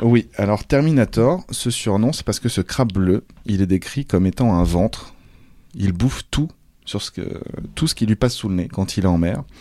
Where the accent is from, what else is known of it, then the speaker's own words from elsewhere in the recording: Brittany, France; étant de Bretagne